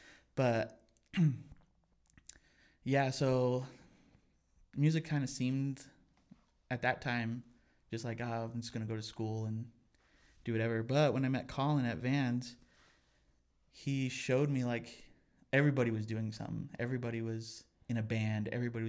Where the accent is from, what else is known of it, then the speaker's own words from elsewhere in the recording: Pueblo, Colorado, United States; now in Denver, United States; I was born and raised in Pueblo, Colorado. Moved up to Denver after I graduated high school to go to college.